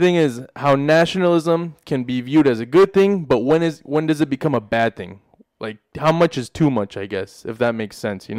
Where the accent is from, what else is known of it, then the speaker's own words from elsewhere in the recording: Des Moines, Iowa, United States; also born or lived in Mexico; I was born in Mexico, but I grew up here in Des Moines, you know. For me, it's like I'm always going to have a deep connection, you know, with my roots, with heritage, you know, with culture, with Mexico